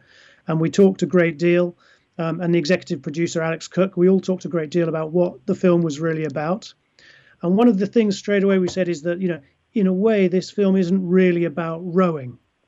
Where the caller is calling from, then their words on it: London, United Kingdom; I'm speaking from London in England, so I feel very far away from you